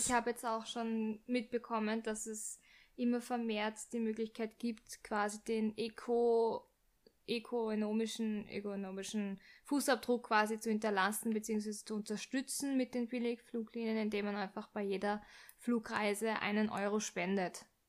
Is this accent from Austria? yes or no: yes; Austria; bei uns in Österreich, Wien